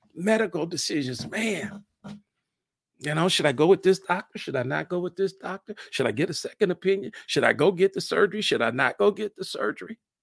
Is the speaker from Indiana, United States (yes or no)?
yes; Fort Wayne, Indiana, United States; moved away as an adult; now in Indianapolis, United States; Fort Wayne, Indiana, my hometown